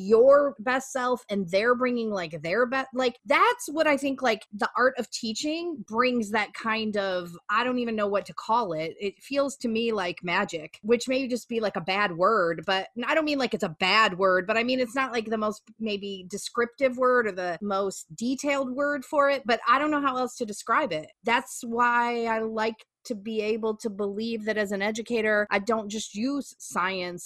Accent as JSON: {"language": "English", "region": "Midwest", "country": "United States", "said": "I'm from the Midwest"}